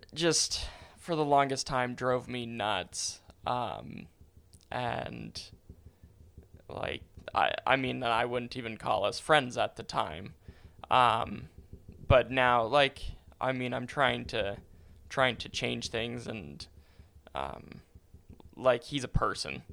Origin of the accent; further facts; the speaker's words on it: Calgary, Alberta, Canada; growing up in Calgary has been fantastic.